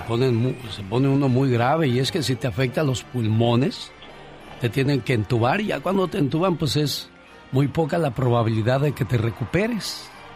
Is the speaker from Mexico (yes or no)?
yes; Mexico; nosotros los mexicanos, digo nosotros, pues porque somos mexicanos